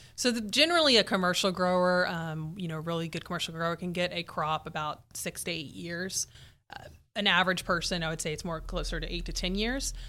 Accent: Houston, Texas, United States; also born or lived in College Station, Texas; I was raised in Houston

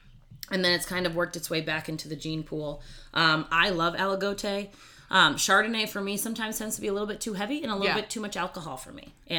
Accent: Austria; born there; And then the other idea is that I was born in Austria.

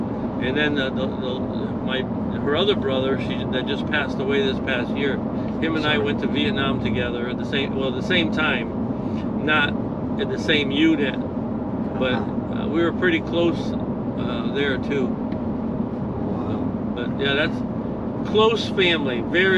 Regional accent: Connecticut, United States

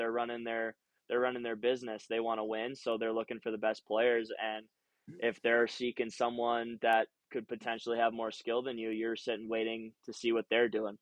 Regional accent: Waconia, Minnesota, United States; moved away as an adult; also born or lived in Ogden, Utah; now in Utah, United States; I grew up in Waconia

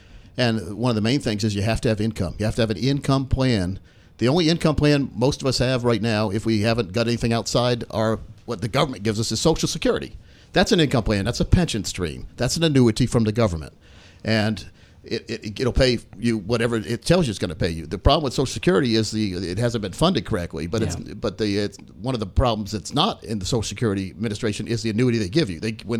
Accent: Delaware, United States; moved away; I was born in Delaware.

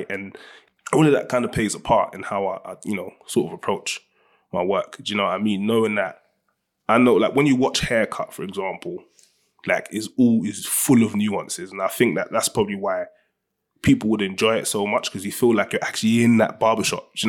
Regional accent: Ghana; Ninety percent of my friends are all Nigerian. I'm from Ghana.

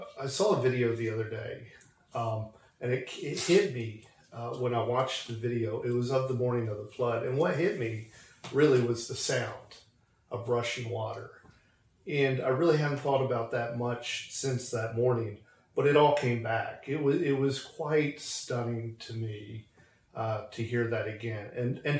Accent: between Philadelphia and Harrisburg, Pennsylvania, United States; moved away as an adult; now in Letcher County, Kentucky, United States; We're from Pennsylvania, partway between Philadelphia and Harrisburg is where I grew up

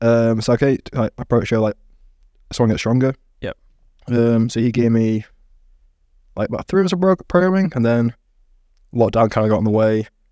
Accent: East Midlands, United Kingdom; so I grew up near the Peak District, a lot of mates in that kind of area

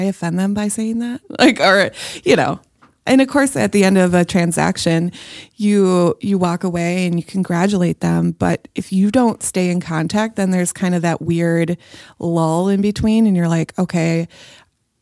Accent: Minnesota, United States; now in Hudson, United States; I grew up in Minnesota, I live in Hudson

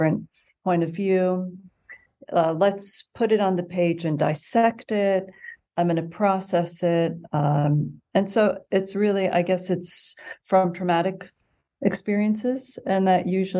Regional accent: Montclair, New Jersey, United States; I'm from Montclair, New Jersey

